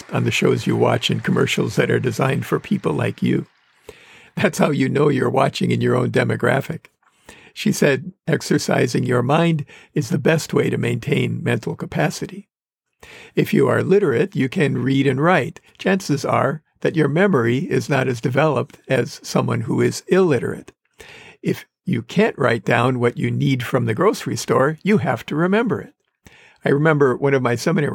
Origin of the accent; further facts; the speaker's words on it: Wisconsin, United States; moved away; the homes we lived in growing up in Wisconsin